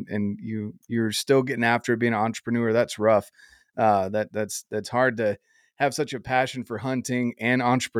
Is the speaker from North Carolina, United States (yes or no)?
yes; North Carolina, United States; being from North Carolina